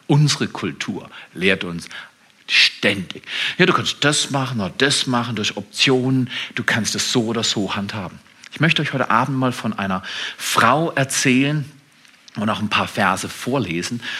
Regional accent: Germany

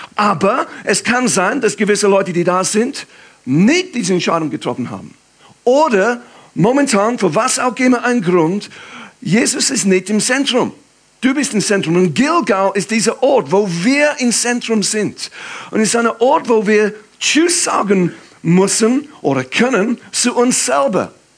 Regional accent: England, United Kingdom; German is a second language; moved away as an adult; now in Aarau, Switzerland; für mich als Engländer

